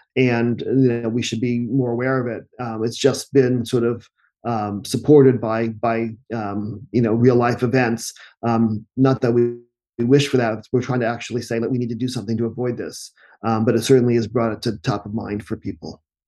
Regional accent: United States; we're English speakers a, and Americans

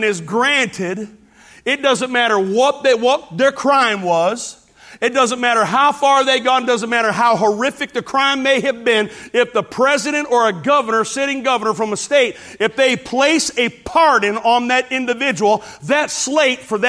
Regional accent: Hammond, Indiana, United States; growing up in Hammond, Indiana

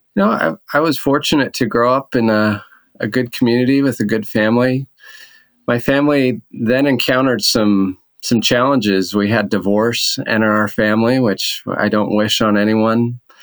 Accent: Orem, Utah, United States; moved away as an adult; also born or lived in Boston; I grew up in Orem

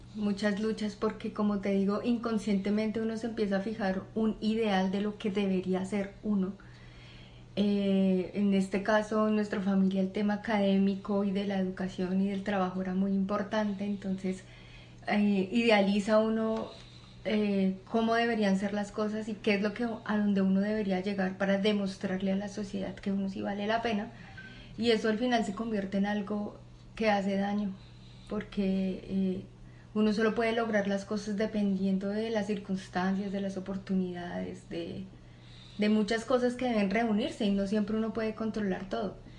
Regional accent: Bogotá, Bogotá Capital District, Colombia; yo nací en Bogotá, en una familia con cuatro hijas

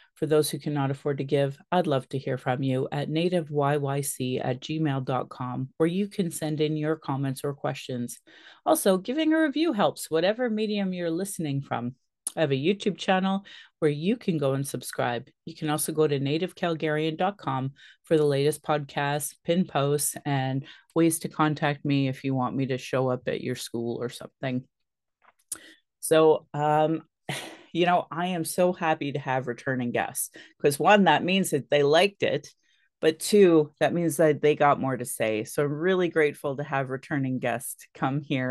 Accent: Calgary, Alberta, Canada; I was born in Calgary

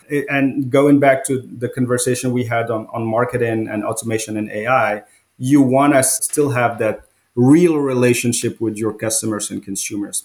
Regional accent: Morocco; also born or lived in France; now in United States; I grew up in Morocco. It's a small country in North Africa.

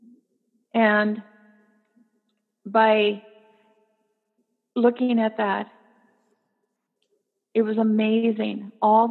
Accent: New Ulm, Minnesota, United States; my hometown of New Ulm, Minnesota

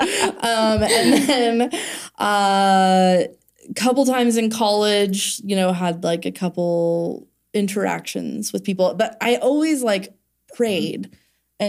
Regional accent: California, United States; moved away as an adult; also born or lived in Kentucky; I grew up in California and I went so I moved to Kentucky with like nothing when I was 25

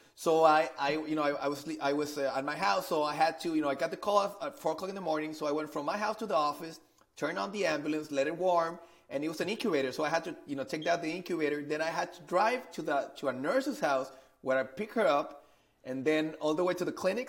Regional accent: Monterrey, Nuevo León, Mexico; I'm originally from Monterrey, Mexico. So I've been uh, I've been living in, in Mexico for, for all my life

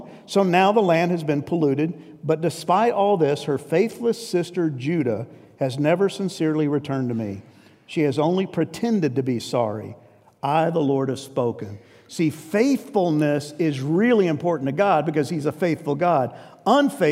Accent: New York, United States; I grew up in New York, and New York is not a friendly place. I was a transplant, but I was transplanted at 4.

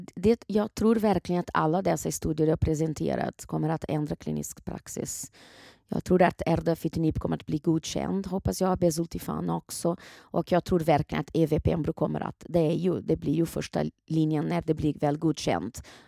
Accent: Brazil; now in Sweden; Brasilien, där jag kommer ifrån ursprungligen

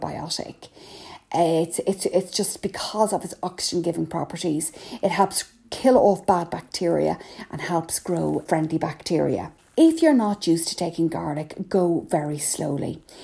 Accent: Ireland; I'm …

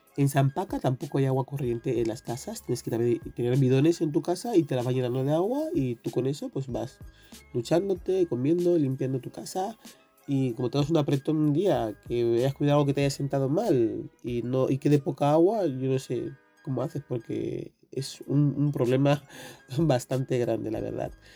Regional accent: Equatorial Guinea; en mi país

